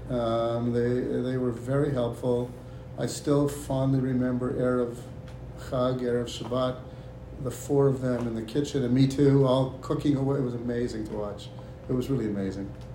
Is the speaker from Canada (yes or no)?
yes; Toronto, Ontario, Canada; moved away as an adult; also born or lived in Israel; now in United States; I was born and raised in Toronto, Canada